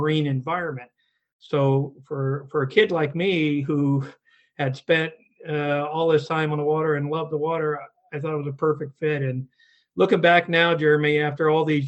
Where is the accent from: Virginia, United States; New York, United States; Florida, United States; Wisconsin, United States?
Florida, United States; Orlando; now in Newburyport, United States; I grew up in, back then was a small town, not so much today, but Orlando, Florida, home to Disney World